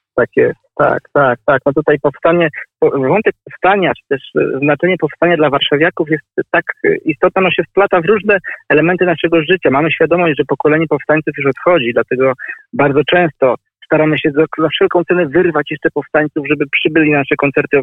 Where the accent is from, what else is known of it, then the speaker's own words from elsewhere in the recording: Warsaw, Masovian Voivodeship, Poland; jestem mieszkańcem Woli nie no, urodziłem się w tej dzielnicy, ale mieszkałem e, w niej kilkanaście lat.